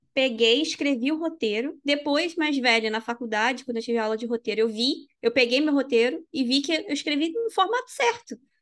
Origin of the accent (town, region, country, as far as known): Brazil; moved away